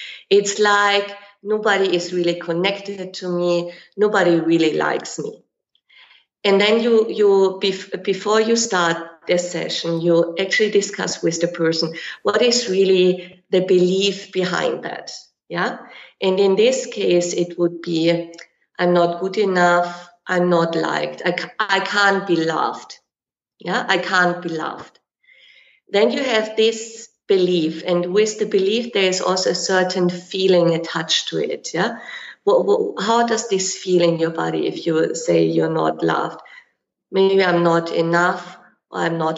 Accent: Germany; moved away as an adult; also born or lived in Kenya; now in Dubai, United Arab Emirates; I'm from Germany

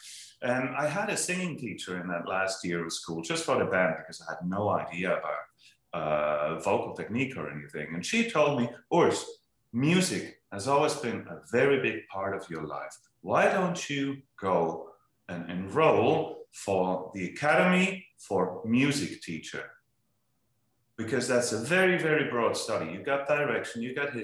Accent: Willisau, Lucerne, Switzerland; moved away; I come from a little village called Willisau in Switzerland

